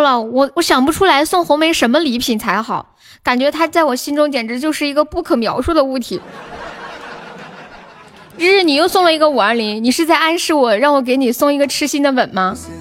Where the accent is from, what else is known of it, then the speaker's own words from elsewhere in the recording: Chengdu, Sichuan, China; accent: Sichuanese; 我是成都的